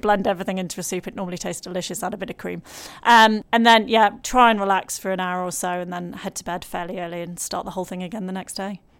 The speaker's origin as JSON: {"language": "English", "area": "Lancashire", "region": "North West England", "country": "United Kingdom", "said": "I'm from Lancashire"}